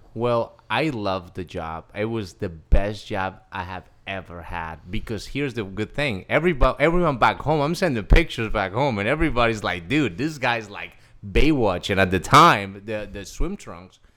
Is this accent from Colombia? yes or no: yes; Cali, Valle del Cauca, Colombia; moved away as an adult; now in United States; Okay, so I'm originally from Cali, Colombia. Uh, I was born on April first, nineteen eighty